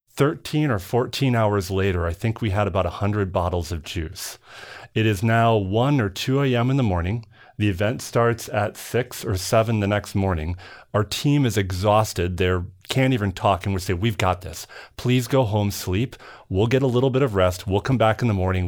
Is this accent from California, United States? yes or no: no; Minnesota, United States; also born or lived in New Jersey; I grew up in Minnesota, although originally born in Jersey